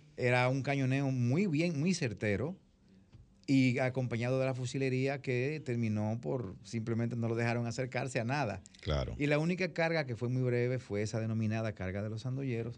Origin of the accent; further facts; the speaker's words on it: the south, Dominican Republic; nosotros que somos